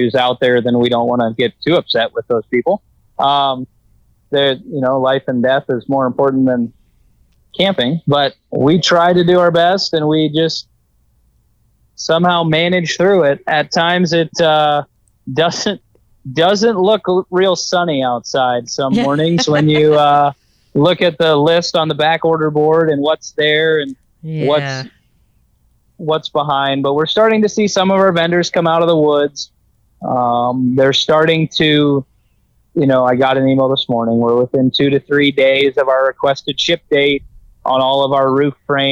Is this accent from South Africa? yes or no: no; Canada; moved away; also born or lived in Arizona; I grew up in Canada